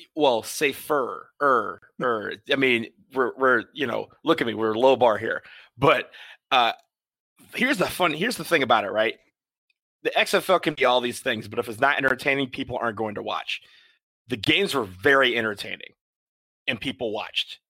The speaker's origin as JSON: {"language": "English", "town": "Washington", "region": "District of Columbia", "country": "United States", "tie": "born or raised there", "said": "my hometown, DC"}